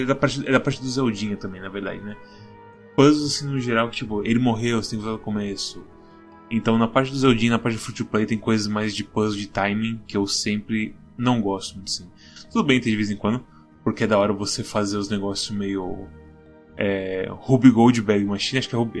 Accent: Brazil; nós somos brasileiros

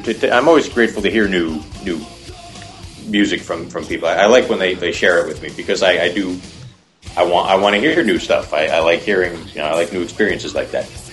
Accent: New Jersey, United States; now in Los Angeles, United States; I'm originally from New Jersey

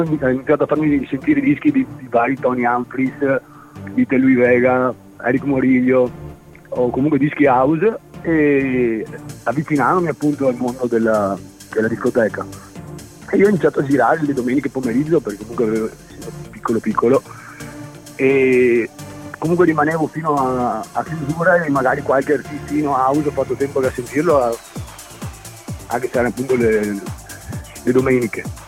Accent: Galliera Veneta, Veneto, Italy; also born or lived in Padua; now in Vicenza, Italy; Sono, nato, sono, nato, a Padova, sono cresciuto a Galliera Veneta, adesso vivo a Vicenza.

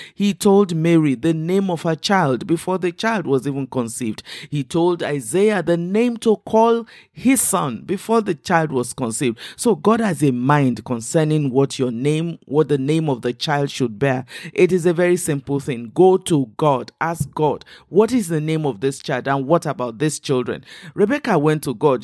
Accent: Western Nigeria, Nigeria; first language Igbo (Ukwuani/Kwale); English is a second language; I am Nigerian and I come from the southern Nigerian. I grew up in the West, so I speak, um, the Yoruba language as well as my own native language, which is, uh, uh, Igbo, Kwale kind of language

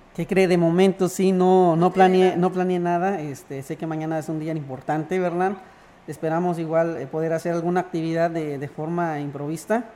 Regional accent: Ejido Ojo de Agua, San Luis Potosí, Mexico; now in Buenavista, Mexico; Yo nací en el ejido Ojo de Agua

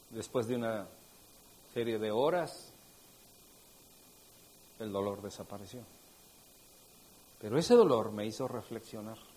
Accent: State of Mexico, Mexico; pues es que la verdad es que yo vengo del Estado de México. No hay ni uno del Estado de México.

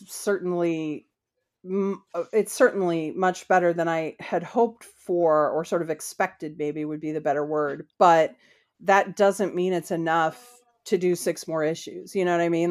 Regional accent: United States; I'm an American.

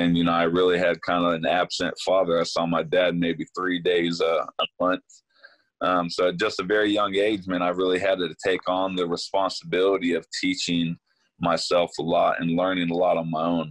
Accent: Sacramento, California, United States; somebody that was born and raised in Sacramento

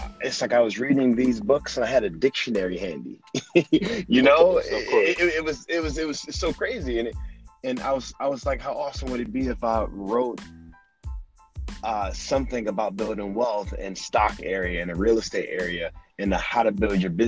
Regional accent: Detroit, Michigan, United States; also born or lived in New York; now in Los Angeles, United States; I'm from Detroit, Michigan, and I'm from the ghetto. I mean, we had times when we grew up and we had no lights

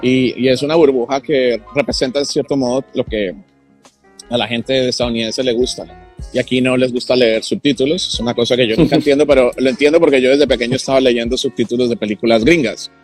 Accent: Colombia; now in Los Angeles, United States; yo soy hispano porque yo nací en Colombia y estoy acá

